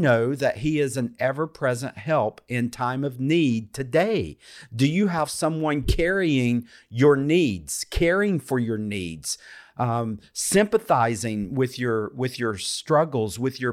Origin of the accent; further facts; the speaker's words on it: United States; also born or lived in India; what I grew up with here in the United States